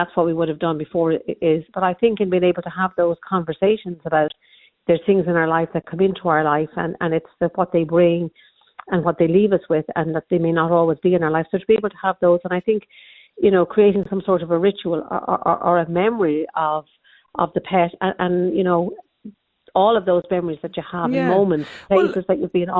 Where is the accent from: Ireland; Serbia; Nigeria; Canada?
Ireland; I can only talk from an Irish context because I'm Irish